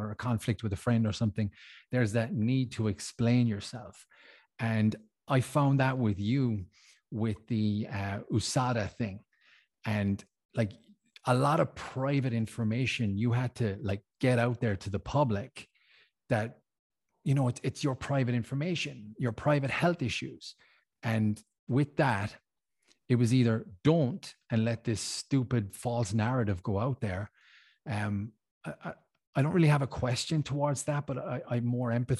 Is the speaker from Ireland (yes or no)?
yes; Ireland; now in Switzerland; I'm Irish, I live in Switzerland.